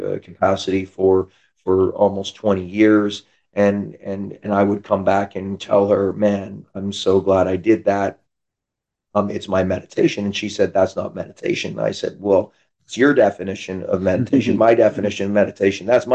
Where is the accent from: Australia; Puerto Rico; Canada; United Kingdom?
Canada; now in San Diego, United States; I'm from Canada, came down to California